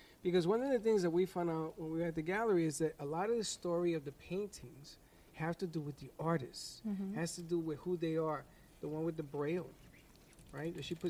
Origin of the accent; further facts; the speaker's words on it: New York, United States; Charlotte, yes, I am a New Yorker.